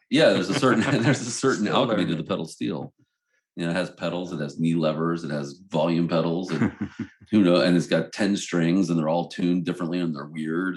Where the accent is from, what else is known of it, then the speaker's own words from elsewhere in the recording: Baltimore, Maryland, United States; we're from Baltimore